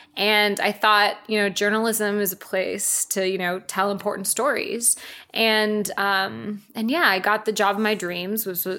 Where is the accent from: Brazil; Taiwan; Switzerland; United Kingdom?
Brazil; São Paulo; moved away as an adult; also born or lived in South Dakota; now in United States; So I grew up there until I was 18. I was born in, of all places, South Dako